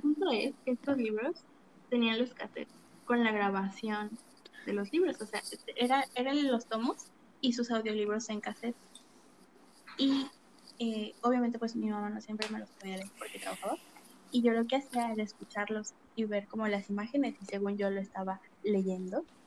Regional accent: State of Mexico, Mexico; yo soy del Estado de México

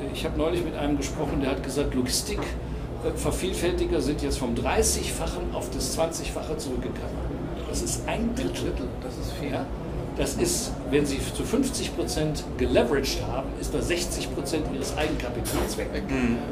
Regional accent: Cologne, North Rhine-Westphalia, Germany; now in Hamburg, Germany; Ich bin gebürtiger Kölner.

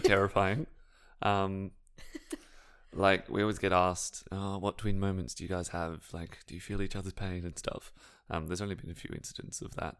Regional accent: Sydney, New South Wales, Australia; I'm from Western Sydney

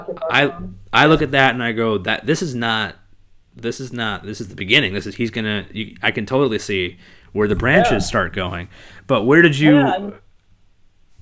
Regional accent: New Jersey, United States; Like I grew up in Jersey, huge like … guy.

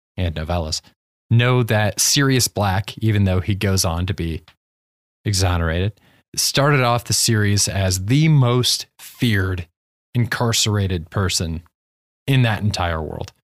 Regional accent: Ohio, United States; we're both from Ohio

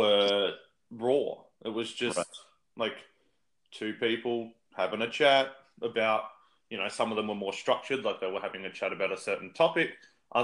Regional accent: Australia

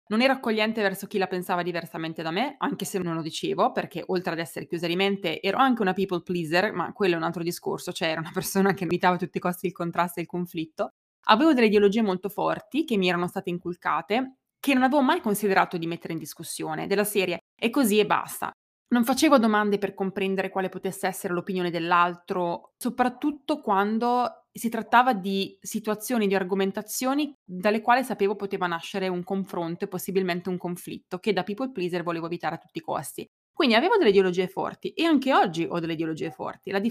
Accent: Italy; è americano, io italiana, lui è cresciuto in mille posti diversi del mondo, io fino a 18 anni nel mio paesino di 7000 abitanti senza mai viaggiare

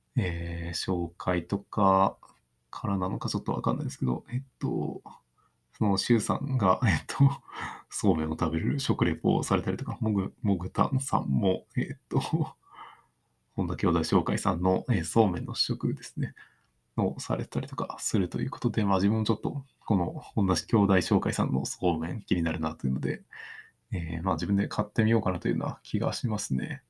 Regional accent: Takaoka, Toyama, Japan; moved away; 自分の地元だと結構まだそういう、あの、まあ富山県の高岡市の田舎のところですけど

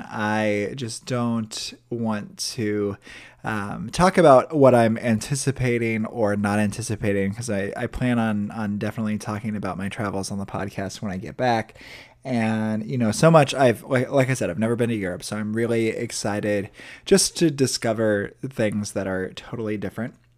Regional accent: Midwest, United States; born or raised there

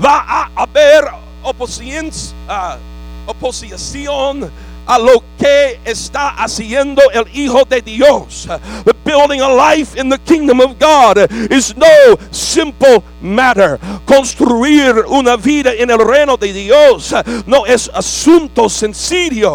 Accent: United States; I'm a red-blooded American

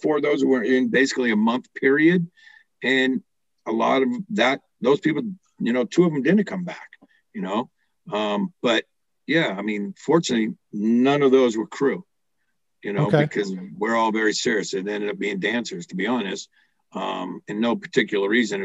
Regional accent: United States; I'm still an American

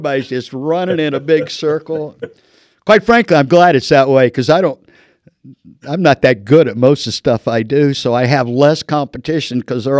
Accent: Illinois, United States; moved away as an adult; now in Marana, United States; I'm a Land of Lincoln guy. I've been in the desert for 30 years, but I was born in Illinois

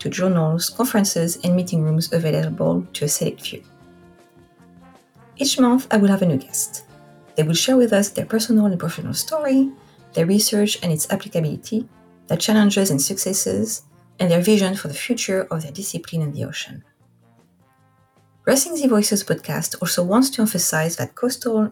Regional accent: Corsica, France; accent: French; English is a second language; moved away as an adult; also born or lived in Oahu, Hawaii / Rhode Island / Washington State; now in Vancouver, Washington, United States; I am French. I am from a small Mediterranean island called Corsica.

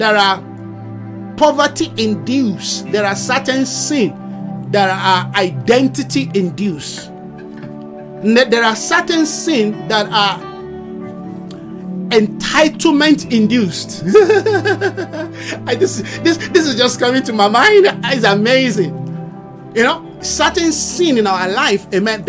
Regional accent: Nigeria; my nationality as a Nigerian

